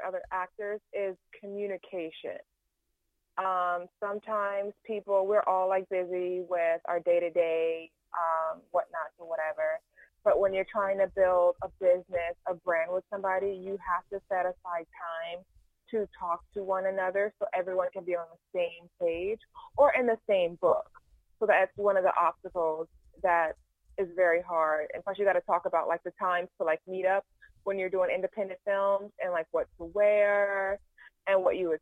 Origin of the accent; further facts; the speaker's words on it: South Carolina, United States; also born or lived in Houston, Texas / Atlanta, Georgia; I'm also out of South Carolina. I was born in Houston, Texas, but when my parents, you know, got the D stands for divorce, we moved back to South Carolina